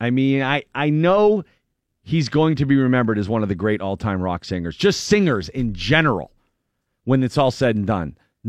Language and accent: English; Erie, Pennsylvania, United States; my Erie compadre.